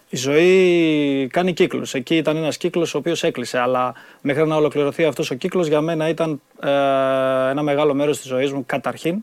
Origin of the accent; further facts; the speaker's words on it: Chalkida, Central Greece, Greece; η Χαλκίδα θα είναι πάντα στην καρδιά μου, είναι στην καρδιά μου και θα είναι γιατί είναι η πόλη μου. είναι το σπίτι μου